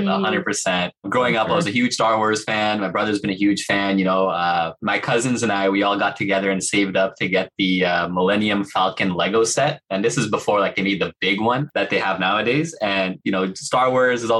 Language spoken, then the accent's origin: English; Pakistan; moved away; I'm Pakistani. I'm from Pakistan. We got good mangoes